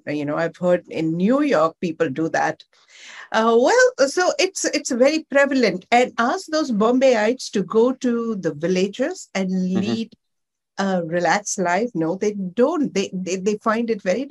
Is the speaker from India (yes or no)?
yes; Mumbai, Maharashtra, India; moved away as an adult; also born or lived in Dharamshala; now in Ahmedabad, India; I'm born and brought up in Mumbai